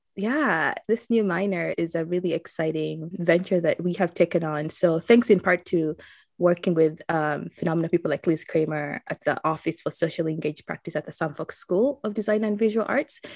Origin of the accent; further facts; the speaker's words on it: Uganda; now in Saint Louis, United States; growing up in Uganda